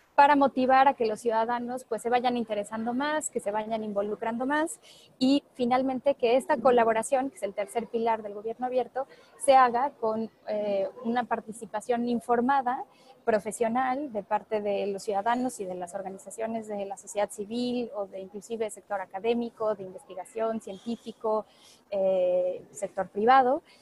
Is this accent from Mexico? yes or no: yes; Puebla, Mexico; also born or lived in Paris; orgullosamente mexicana, orgullosamente poblana